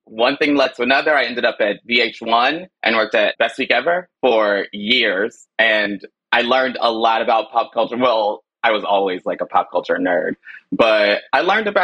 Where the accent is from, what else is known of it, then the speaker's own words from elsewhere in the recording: Chicago, Illinois, United States; moved away; I was born in Chicago